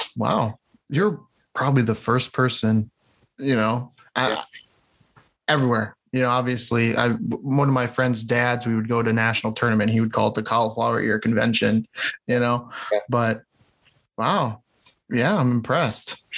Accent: near Cedar Rapids, Iowa, United States; near my hometown, so up in Cedar Rapids

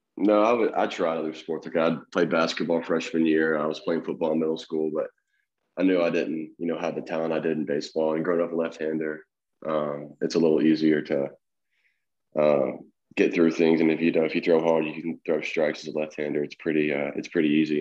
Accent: Fayette County, outside Memphis, Tennessee, United States; I grew up in a little small town called Fayette County. It's a little, little rundown, kind of outside of Memphis, about 30 minutes.

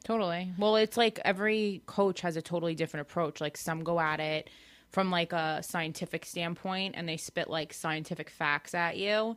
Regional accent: Farmingdale, New York, United States; I'm from Farmingdale

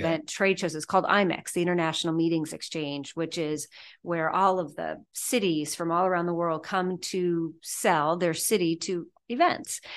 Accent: Wilsonville, Oregon, United States; I grew up just south of Portland, Oregon. There's a town called Wilsonville

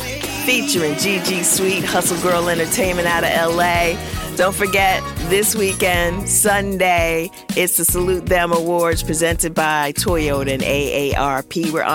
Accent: Greensboro, North Carolina, United States; moved away; I go to my hometown of Greensboro

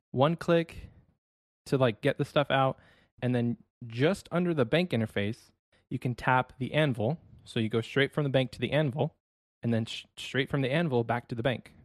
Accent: Ohio, United States; moved away as an adult; now in Texas, United States; I was born and raised in Ohio

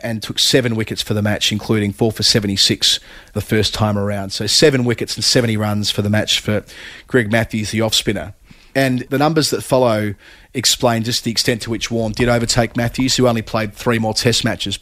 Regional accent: Australia; as Australian kids growing up

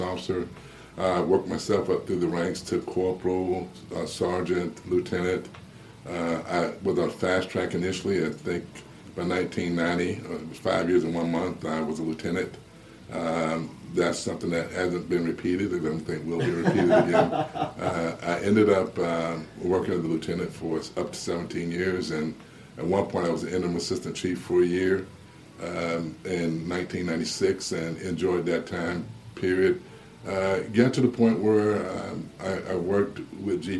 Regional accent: Miami, Florida, United States; also born or lived in Tallahassee; now in Gainesville, United States; in Miami, growing up in Liberty City

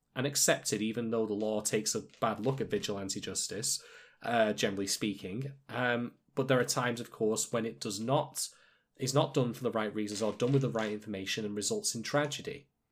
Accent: United Kingdom; I'm British

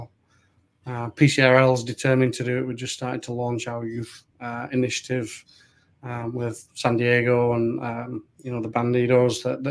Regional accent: Keighley, Yorkshire and the Humber, United Kingdom; now in United States; I came from Keighley Albion back in England

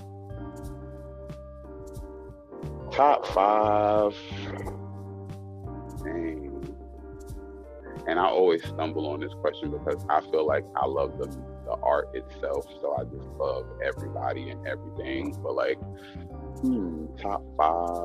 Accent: New York City, New York, United States; I'm from the Bronx

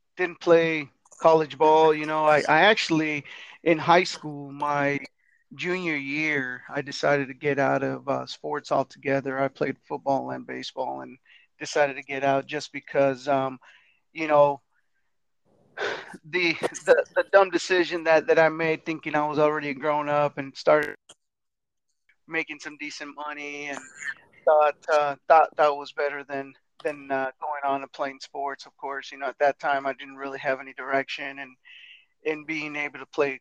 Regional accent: El Paso, Texas, United States; also born or lived in Los Angeles, California / Fort Worth, Texas / Austin, Texas; I was born in California in LA, but we did move to Texas when I was pretty young. I was about 5 years old, so I was really raised in Texas. You know, went through all my schooling there in El Paso

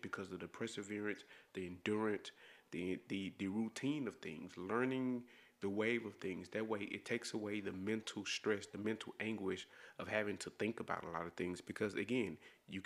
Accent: DeSoto, Texas, United States; I'm from DeSoto, Texas. It's a suburb of Dallas, Texas.

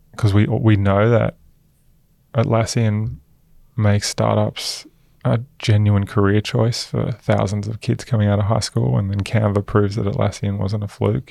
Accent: Queensland, Australia; also born or lived in Newcastle, New South Wales; I grew up in Queensland. Mass, I was born in Newcastle.

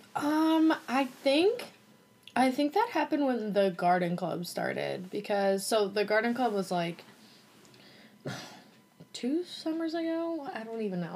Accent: Norwalk, Iowa, United States; also born or lived in Nashville; now in Iowa City, United States; I grew up in Norwalk Iowa which is like kind of a suburb of Des Moines

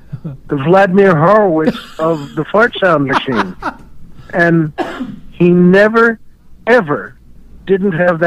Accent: New York, United States; I grew up in New York and was born in New York

